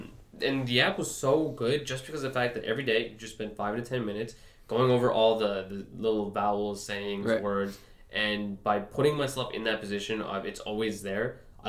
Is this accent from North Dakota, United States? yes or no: no; New York, United States; My background is I was just born and raised in New York, and that's about it. I, you know, first generation immigrant.